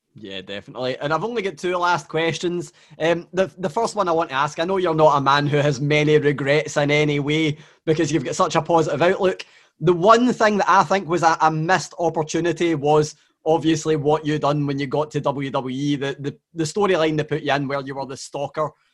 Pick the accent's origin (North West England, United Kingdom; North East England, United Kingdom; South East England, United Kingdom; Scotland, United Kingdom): Scotland, United Kingdom; I'm from Scotland